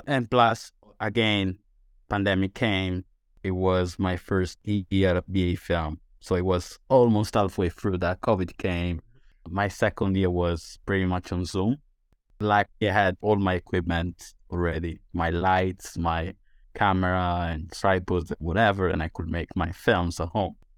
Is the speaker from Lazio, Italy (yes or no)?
no; Sardinia, Italy; English is a second language; moved away as an adult; also born or lived in London, United Kingdom; now in St Albans, United Kingdom; So I am from Italy. Specifically, I'm from Sardinia, which is an island